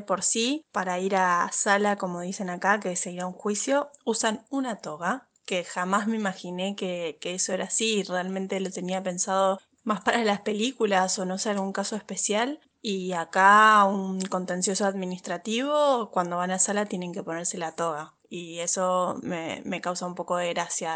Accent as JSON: {"language": "Spanish", "country": "Argentina", "accent": "Argentine", "moved": "as an adult", "lives_now": "Madrid, Spain", "said": "mi acento no es español, que es argentino"}